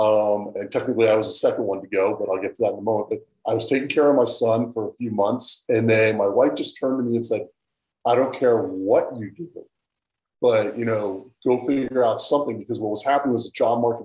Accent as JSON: {"language": "English", "region": "Colorado", "country": "United States", "said": "I'm from Colorado, where it's a little less pushy"}